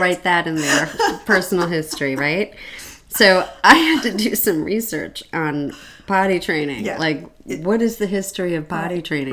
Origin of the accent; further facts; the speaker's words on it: Santa Barbara, California, United States; I was born in Santa Barbara